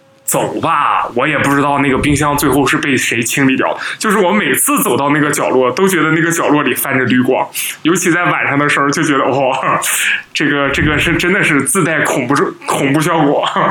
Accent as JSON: {"language": "Chinese", "country": "Nepal", "second_language": "Chinese", "said": "我我是尼泊尔人吃的，一般都是呃这个咖喱。尼泊尔人身上永远都是有一种香浓的咖喱味儿，"}